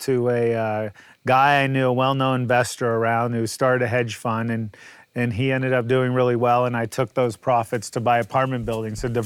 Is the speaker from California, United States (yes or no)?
yes; Los Angeles, California, United States; I'm from Pacific Palisades